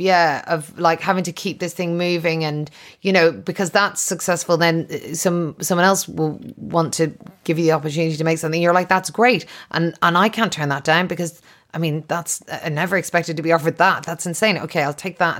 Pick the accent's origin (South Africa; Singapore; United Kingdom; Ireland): Ireland; I'm Irish